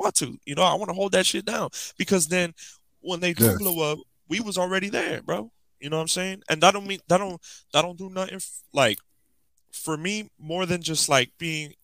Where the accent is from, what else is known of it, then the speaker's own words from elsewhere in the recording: Miami, Florida, United States; I was from Miami